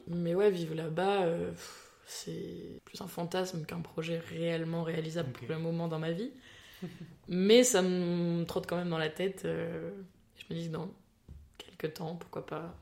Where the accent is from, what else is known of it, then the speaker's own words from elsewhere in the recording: France; en tant que petite française